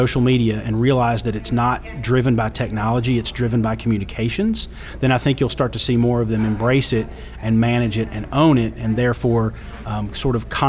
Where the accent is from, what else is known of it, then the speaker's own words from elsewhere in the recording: Pikeville, Kentucky, United States; I'm from Pikeville, Kentucky now. That's in the hills